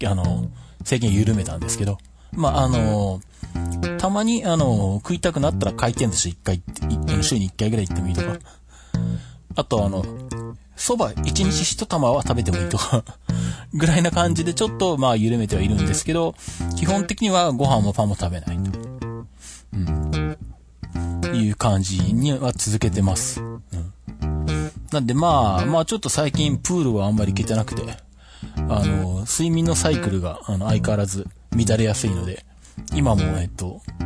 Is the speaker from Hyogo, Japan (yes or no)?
no; Shizuoka, Japan; 地元の静岡県体操協会